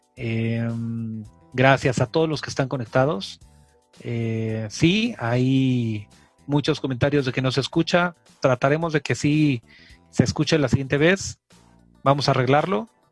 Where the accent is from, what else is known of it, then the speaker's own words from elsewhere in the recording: Mexico; somos mexicanos